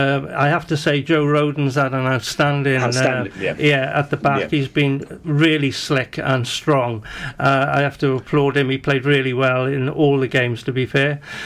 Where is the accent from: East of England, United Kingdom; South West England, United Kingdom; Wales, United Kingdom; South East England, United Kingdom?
Wales, United Kingdom; Welsh; I'm Welsh through and through